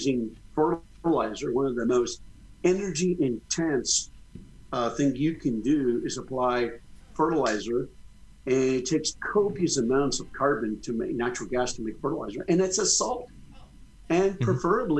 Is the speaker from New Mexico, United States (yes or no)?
yes; New Mexico, United States; now in Missouri, United States; My home state of New Mexico